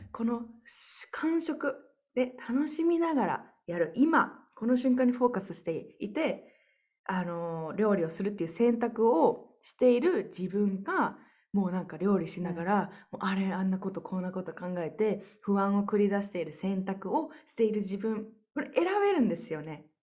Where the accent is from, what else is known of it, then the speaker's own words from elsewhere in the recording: Japan; moved away as an adult; 私って日本人として